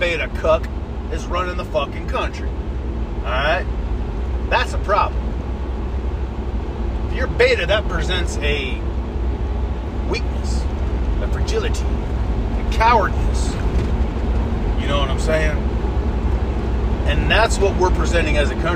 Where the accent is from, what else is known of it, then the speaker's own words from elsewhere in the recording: United States; as an American